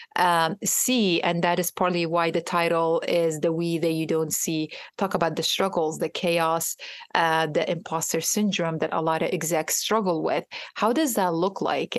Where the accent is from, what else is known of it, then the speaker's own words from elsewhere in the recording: Iraq; now in United States; I am from Iraq myself. I am a trauma survivor, a war survivor